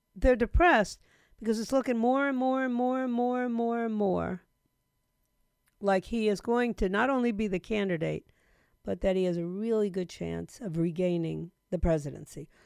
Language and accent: English; New York City, New York, United States; my hometown, New York City